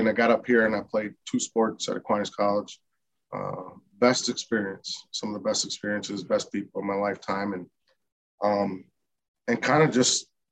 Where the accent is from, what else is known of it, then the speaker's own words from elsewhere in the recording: Paw Paw, Michigan, United States; moved away as an adult; also born or lived in Grand Rapids, Michigan; I'm from a small town, just about 15 minutes west of Kalamazoo, called Pawpaw, Michigan. Okay. Born and raised there